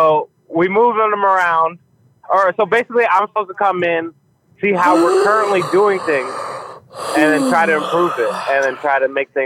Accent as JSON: {"language": "English", "region": "New Jersey", "country": "United States", "said": "So I work in New Jersey. I'm from New Jersey."}